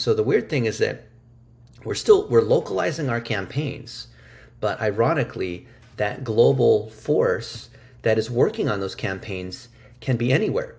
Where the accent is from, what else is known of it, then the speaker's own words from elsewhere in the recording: United States; English is a second language; I'm an American-born Chinese, which is what we call an A B C. I didn't speak English until I was six